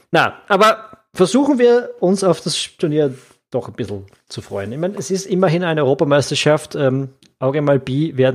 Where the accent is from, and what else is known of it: Austria